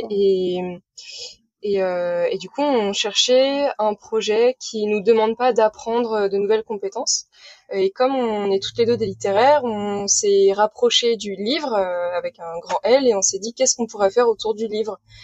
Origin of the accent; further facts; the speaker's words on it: Saint-Malo, Brittany, France; j'ai 28 ans et je viens de Saint-Malo. Voilà, ah. en Bretagne